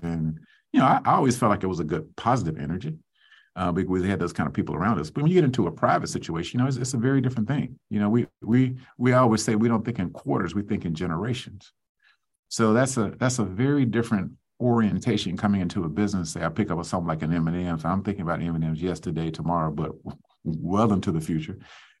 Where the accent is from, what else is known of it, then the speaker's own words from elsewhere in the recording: the South, United States; let me just sort of say I'm a Southerner, so my parents woke up so early in the morning when we were rising